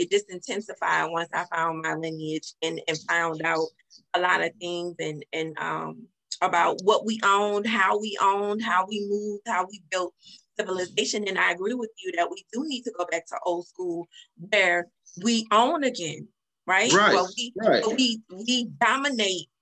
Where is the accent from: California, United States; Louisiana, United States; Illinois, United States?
Louisiana, United States; New Orleans; I'm born and raised in New Orleans. I'm a Southern girl, Creole.